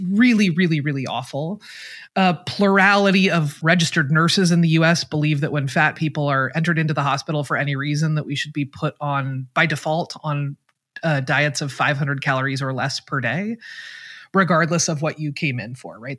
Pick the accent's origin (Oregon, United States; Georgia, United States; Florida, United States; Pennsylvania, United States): Oregon, United States; Portland; moved away; I am from Portland, Oregon